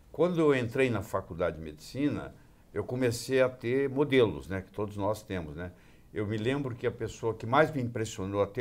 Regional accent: Juiz de Fora, Minas Gerais, Brazil; É, eu sou mineiro. Eu nasci em Juiz de Fora, eu nasci no dia 6 de julho de 1945, ao meio-dia em ponto.

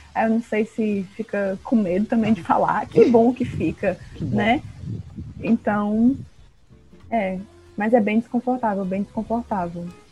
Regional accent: Porto Velho, Rondônia, Brazil; now in Fortaleza, Brazil; sou de Porto Velho

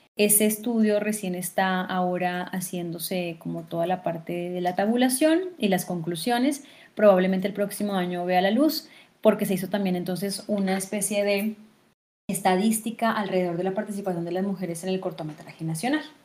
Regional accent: Fusagasugá, Cundinamarca, Colombia; moved away as an adult; also born or lived in Argentina; vine a Fusagasugá, que es mi pueblo natal

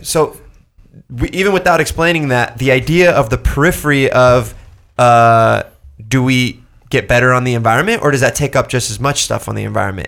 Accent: Orange County, California, United States; I grew up here. I grew up in Orange County

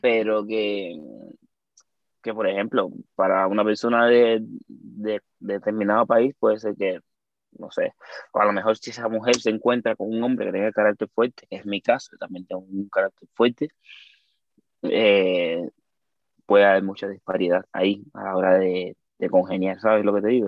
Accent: Cuba; accent: Cuban; moved away as an adult; now in Spain; yo soy cubano, vengo de Cuba, tengo tiempo

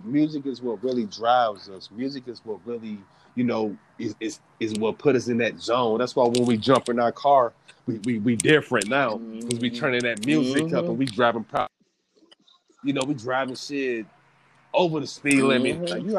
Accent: East Coast, United States; So, like, growing up on the East Coast music from …, …, …, you know

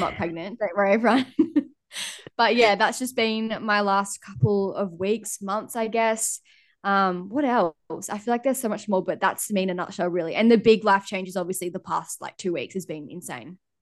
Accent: Lennox Head, New South Wales, Australia; moved away as an adult; also born or lived in Gold Coast; now in Airlie Beach, Australia; I grew up in Lennox

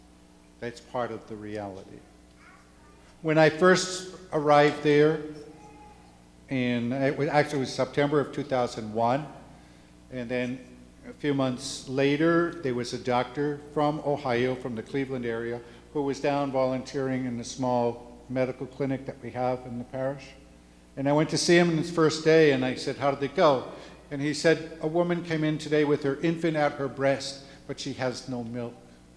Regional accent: Juticalpa, Olancho, Honduras; And so I'm from Juticalpa, the Diocese of Juticalpa. And it's much more rural than what you would find in Tegucigalpa, and not as densely populated.

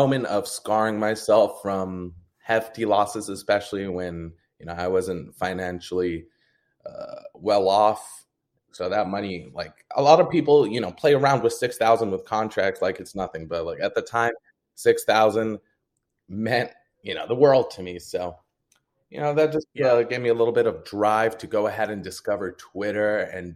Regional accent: Jordan; now in United States; I'm from Jordan. So my background wasn't wealthy at all. Like it's a third world country. And when we finally moved here to the U.S.

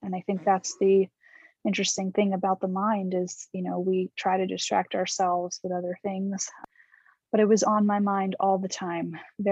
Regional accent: New York City, New York, United States; I'm from New York, and I'm still here now

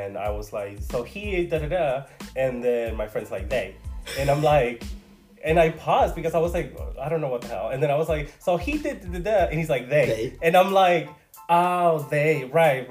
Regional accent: Mexico; moved away; a Mexican. I was born in Mexico, immigrated to this country

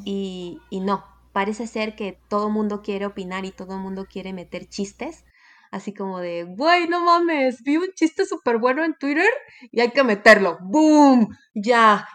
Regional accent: Mexico

